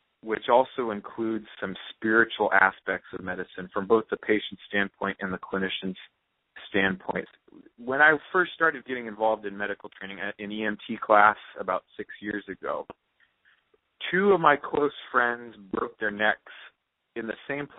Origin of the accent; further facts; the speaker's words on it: South Orange County, California, United States; I grew up in South Orange County, California